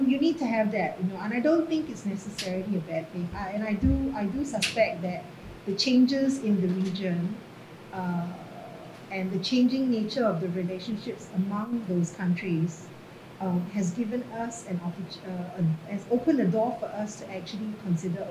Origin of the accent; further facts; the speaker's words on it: Singapore; being Singaporean, and we're all Singaporians, you know, in the ministry, and I'm a Singaporean